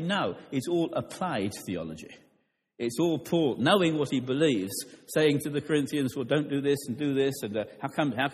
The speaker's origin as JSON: {"language": "English", "region": "London", "country": "United Kingdom", "tie": "born or raised there", "said": "I grew up in London"}